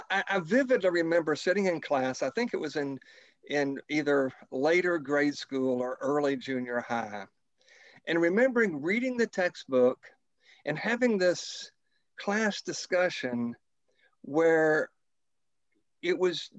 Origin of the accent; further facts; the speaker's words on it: Kentucky, United States; moved away as an adult; now in Alabama, United States; I have lived the bulk of my adult life in the Deep South in Alabama, but I grew up in Kentucky.